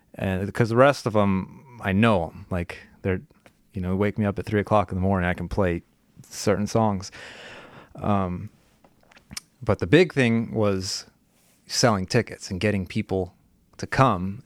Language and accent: English; California, United States; I grew up in California